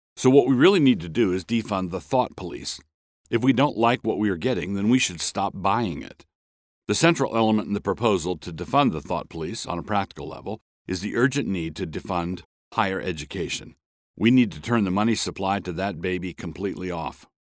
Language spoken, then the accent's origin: English; Annapolis, Maryland, United States; I grew up in Annapolis, Maryland, a town with a segregated school system